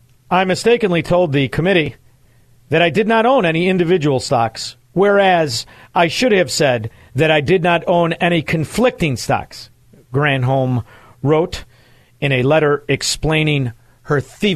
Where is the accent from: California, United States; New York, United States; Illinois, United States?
Illinois, United States; Chicago; I'm from Chicago. I say Vivek.